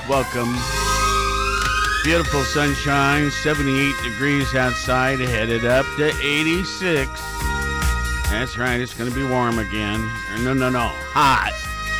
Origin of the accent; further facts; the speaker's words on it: Worthington, Ohio, United States; now in Athens, United States; I grew up in Worthington, part of Columbus, right?